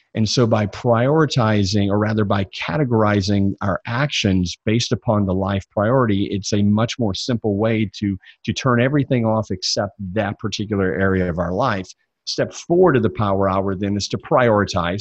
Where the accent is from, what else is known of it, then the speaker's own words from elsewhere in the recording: Jackson, Mississippi, United States; I grew up in the Bible Belt, uh, born and raised in Jackson, Mississippi